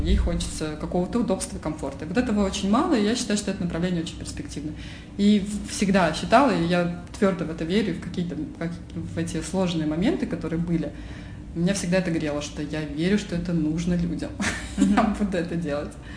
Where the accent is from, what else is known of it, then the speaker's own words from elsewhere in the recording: Oryol, Oryol Oblast, Russia; moved away as an adult; now in Moscow, Russia; Потом я переехала в Москву, а я из Орла